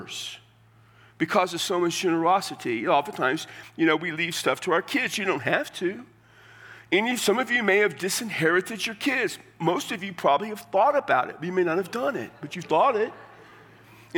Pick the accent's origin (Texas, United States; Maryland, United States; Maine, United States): Texas, United States; I'm from Texas